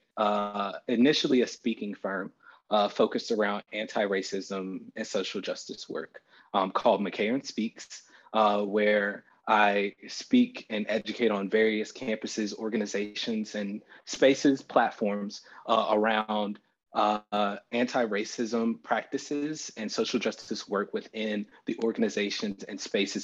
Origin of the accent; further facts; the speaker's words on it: Dillon, South Carolina, United States; moved away as an adult; also born or lived in Texas; I'm originally from Dillon, South Carolina, born and raised in South Carolina and North Carolina